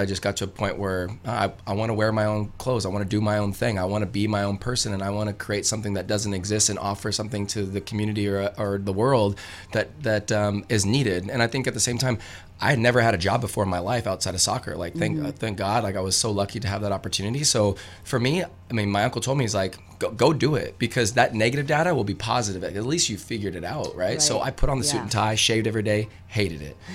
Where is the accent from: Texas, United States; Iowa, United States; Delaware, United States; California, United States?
California, United States; Fresno; I come from Fresno, California